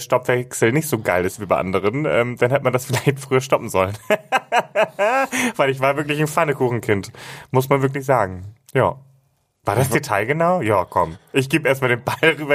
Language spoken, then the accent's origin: German; Hamburg, Germany; bei uns, wo ich groß geworden bin, gab es immer nur den Bus. Und das war einfach ein Highlight, wenn ich mit meiner Oma zum Beispiel mit dem Schiff von Finkenwerder aus